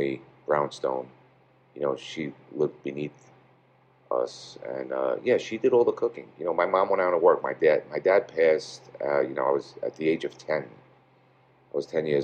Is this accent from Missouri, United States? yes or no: no; New York City, New York, United States; Growing up in this part of Brooklyn, in the 70s, early 80s